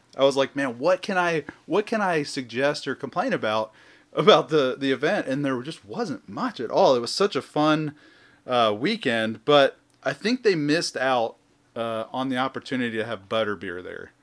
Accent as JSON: {"language": "English", "region": "the South", "country": "United States", "said": "I'm from the South"}